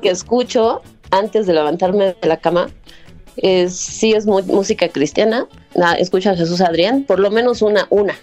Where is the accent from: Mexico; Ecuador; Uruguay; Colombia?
Mexico; Mexico City; also born or lived in Ciudad Nezahualcóyotl, State of Mexico; de la Ciudad de México